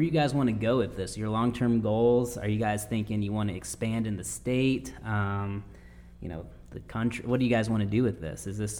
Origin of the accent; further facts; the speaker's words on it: Michigan, United States; now in Upstate South Carolina, United States; I'm originally from Michigan.